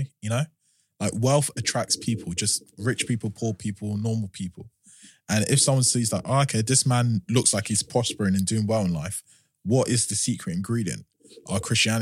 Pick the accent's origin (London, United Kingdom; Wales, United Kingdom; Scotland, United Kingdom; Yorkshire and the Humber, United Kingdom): London, United Kingdom; I've pretty much been born and raised in South London.